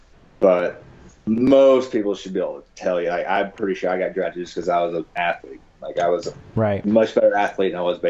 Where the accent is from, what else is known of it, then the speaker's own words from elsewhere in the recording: Red Oak, Oklahoma, United States; also born or lived in Talihina, Oklahoma; I lived there, grew up there